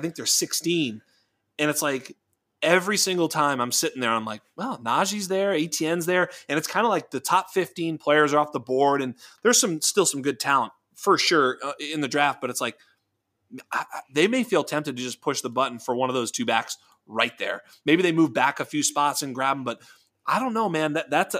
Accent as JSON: {"language": "English", "region": "Northeast", "country": "United States", "said": "I mean, I'm from the Northeast."}